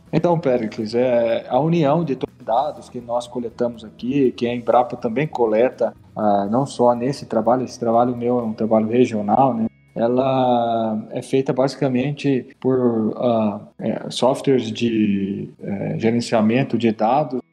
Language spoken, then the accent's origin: Portuguese; Piracicaba, São Paulo, Brazil; eu sou de Piracicaba